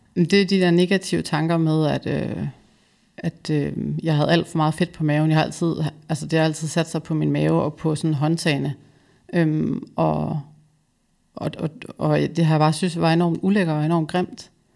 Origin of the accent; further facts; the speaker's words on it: West Jutland, Central Denmark Region, Denmark; now in Copenhagen, Denmark; Jeg er vokset op i Vestjylland